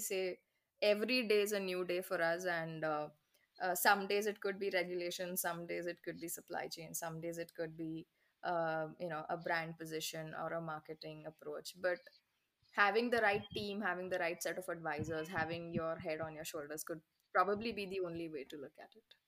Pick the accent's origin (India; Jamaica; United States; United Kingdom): India; as an Indian